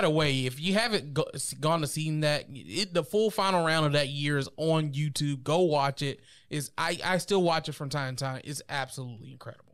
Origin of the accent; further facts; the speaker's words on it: Columbus, Georgia, United States; as a kid growing up in Columbus